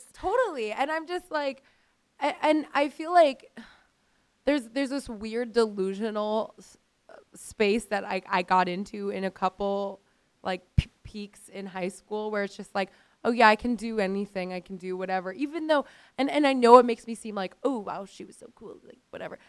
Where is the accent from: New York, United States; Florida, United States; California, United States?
Florida, United States; Miami; I grew up in Miami.